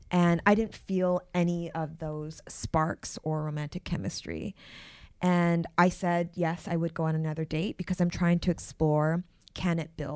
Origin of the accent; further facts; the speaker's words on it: Canada; I am from Canada.